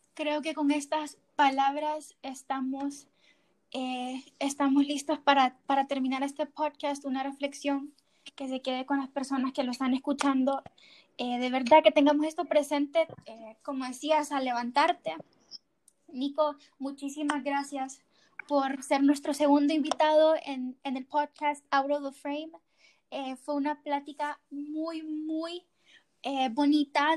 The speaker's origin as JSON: {"language": "Spanish", "country": "Honduras", "said": "nosotros como hondureños"}